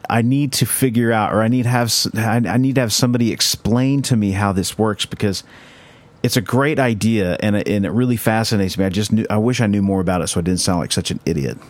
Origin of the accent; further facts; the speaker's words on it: Bible Belt, Oklahoma, United States; living in Oklahoma that you know we we grew up in the Bible Belt